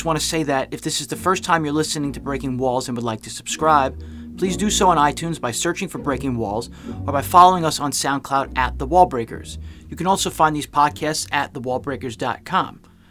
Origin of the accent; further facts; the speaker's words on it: New York City, New York, United States; accent: New York; As you can tell from my accent, I'm a New Yorker. I was born in Brooklyn, to be exact